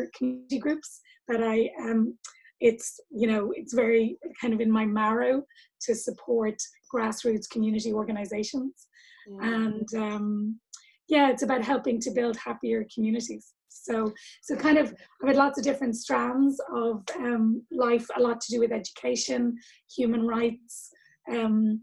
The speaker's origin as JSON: {"language": "English", "town": "Dublin", "region": "Leinster", "country": "Ireland", "tie": "born or raised there", "said": "I grew up in Ireland, in Dublin."}